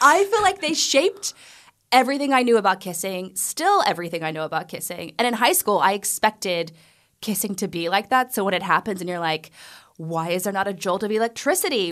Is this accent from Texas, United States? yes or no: yes; Amarillo, Texas, United States; moved away; I grew up in the Bible Belt of Texas, like the part that nobody goes to.